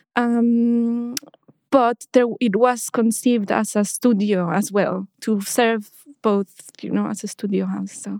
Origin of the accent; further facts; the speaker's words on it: Mexico City, Mexico; now in London, United Kingdom; I was born in Mexico and I grew up in Mexico City.